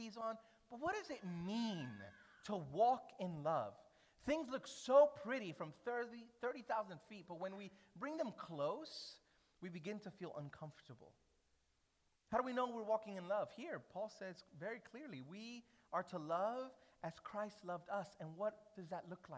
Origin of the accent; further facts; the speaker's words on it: New York City, New York, United States; moved away; as a New Yorker